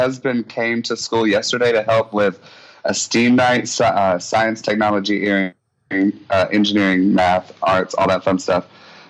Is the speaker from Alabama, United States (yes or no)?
yes; Enterprise, Alabama, United States; Well, it's Enterprise, Alabama.